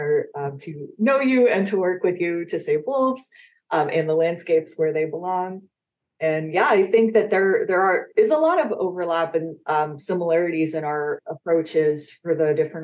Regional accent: Los Angeles, California, United States; I grew up in Los Angeles, California.

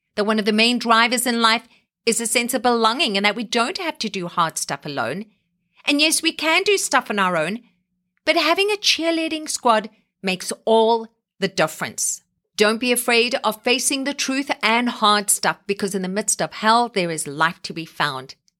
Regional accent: South Africa; now in Canada

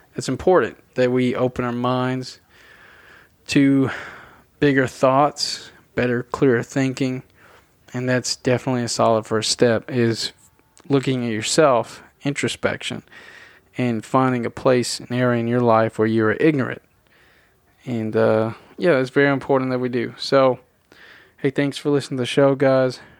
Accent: Tennessee, United States; I was born and raised in Tennessee

